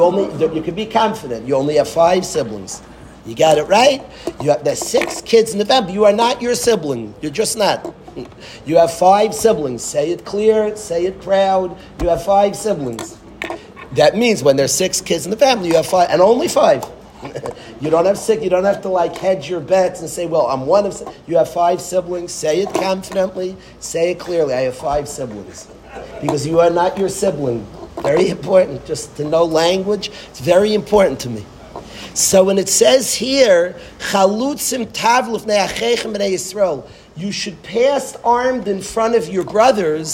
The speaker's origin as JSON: {"language": "English", "town": "Lakewood", "region": "New Jersey", "country": "United States", "tie": "born or raised there", "said": "I was born in Lakewood"}